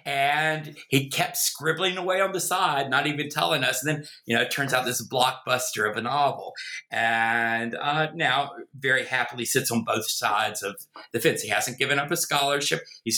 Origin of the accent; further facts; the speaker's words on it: North Carolina, United States; accent: Southern; also born or lived in Virginia; Obviously, you can tell from my accent, I am a Southerner, born in the American South, in Virginia, grew up in North Carolina. Try as I may, I've never been able to get rid of the accent.